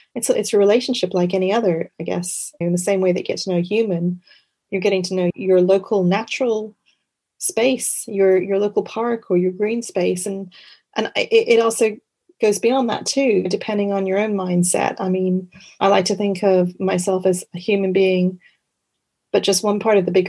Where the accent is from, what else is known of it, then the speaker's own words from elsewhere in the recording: Quebec, Canada; accent: part Canadian; also born or lived in Wimbledon, London, United Kingdom / just outside London; now in United Kingdom; I was born in the UK in Wimbledon, in London. I grew up in Canada, in Quebec